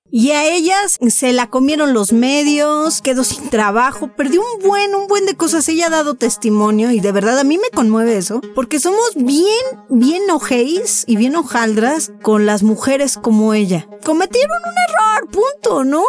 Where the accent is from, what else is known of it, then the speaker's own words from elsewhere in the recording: Mexico; así somos los latinos y en especial en México